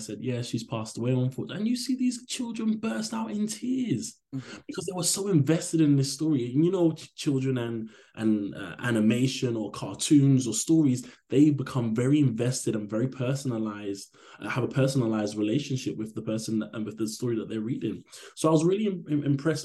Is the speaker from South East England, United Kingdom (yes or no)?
no; London, United Kingdom; I grew up in Hackney at a time where I saw a lot of struggle